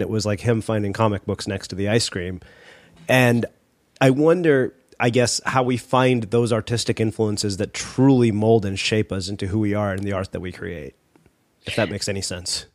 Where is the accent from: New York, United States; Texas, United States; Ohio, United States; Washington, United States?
Texas, United States; I grew up in Texas